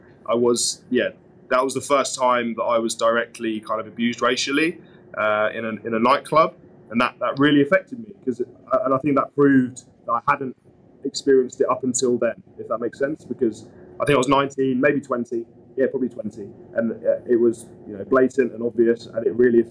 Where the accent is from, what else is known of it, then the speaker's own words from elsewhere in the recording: Suffolk, East of England, United Kingdom; I grew up in Suffolk, so a minor county in the cricketing world.